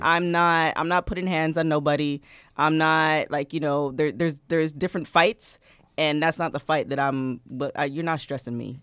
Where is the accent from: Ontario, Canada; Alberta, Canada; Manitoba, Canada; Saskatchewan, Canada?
Ontario, Canada; Toronto; I'm from Toronto